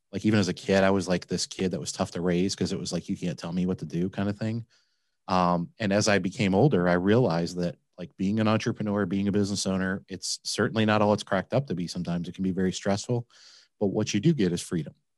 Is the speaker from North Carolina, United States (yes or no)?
no; Flint, Michigan, United States; now in Cincinnati, United States; I grew up in Michigan